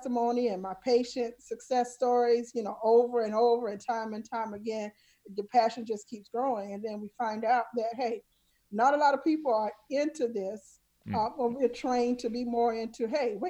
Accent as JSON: {"language": "English", "region": "South Carolina", "country": "United States", "tie": "born or raised there", "said": "I grew up in the South, small town, South Carolina."}